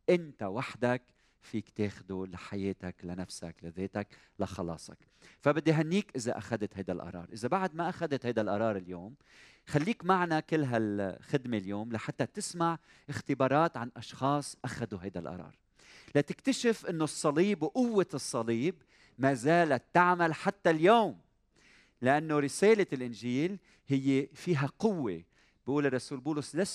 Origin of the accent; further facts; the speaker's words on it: Iraq; accent: Iraqi; now in Lebanon; أنا من العراق من العراق